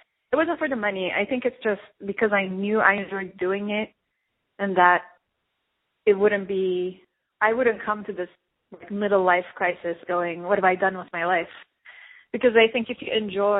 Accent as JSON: {"language": "English", "country": "Turkey", "tie": "born or raised there", "moved": "as an adult", "lives_now": "Los Angeles, United States", "said": "I was born and raised in Turkey, and I came to Los Angeles for college, and then I stayed"}